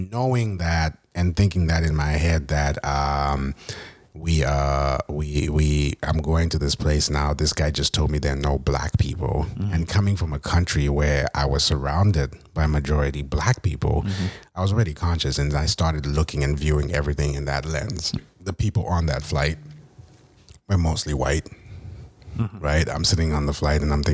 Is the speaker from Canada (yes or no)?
no; Zimbabwe; moved away as an adult; now in United States; I was from Zimbabwe